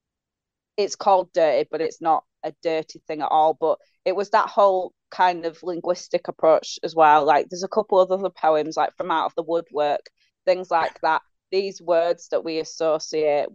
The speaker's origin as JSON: {"language": "English", "town": "Leeds", "region": "Yorkshire and the Humber", "country": "United Kingdom", "said": "I'm from Leeds."}